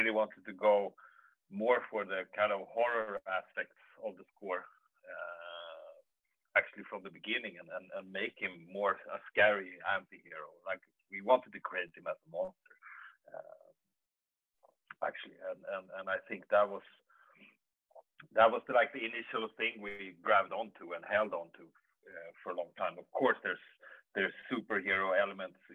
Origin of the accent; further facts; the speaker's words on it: Sweden; I'm from Sweden, and I work as a composer